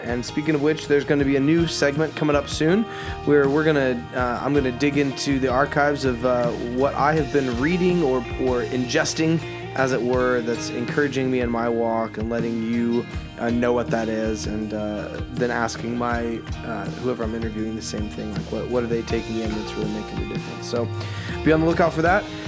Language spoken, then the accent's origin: English; Indiana, United States; we're from the Midwest. We've grown up in Indiana